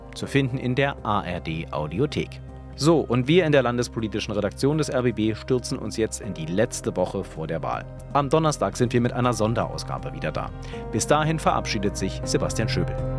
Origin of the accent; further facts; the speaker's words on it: Oranienburg, Brandenburg, Germany; Ich bin aus Oranienburg.